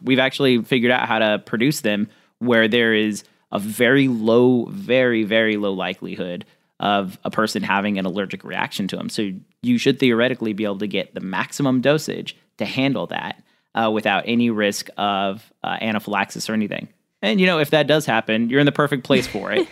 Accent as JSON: {"language": "English", "region": "Central California", "country": "United States", "tie": "born or raised there", "also_born_or_lived": "Midwest", "moved": "yes", "lives_now": "New Orleans, United States", "said": "I grew up in Central California, lived in the Midwest for a while, live down in New Orleans now"}